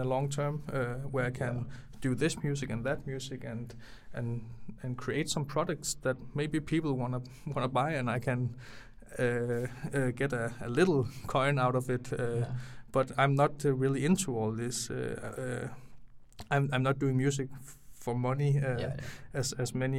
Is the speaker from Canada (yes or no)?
no; near Aarhus, Central Denmark Region, Denmark; I'm not directly from Aarhus. I grew up like 10-20 minutes away from Aarhus